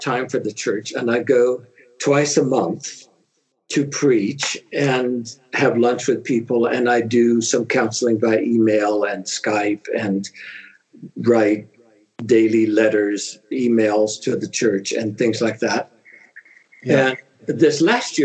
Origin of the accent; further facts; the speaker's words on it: Southern California, United States; moved away as an adult; Yes, I am from California. I grew up in Southern California in a medium-sized town